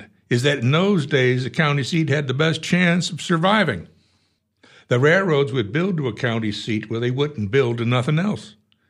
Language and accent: English; Lansing, Iowa, United States; I'm from Lansing. Waukon stole our county records three times.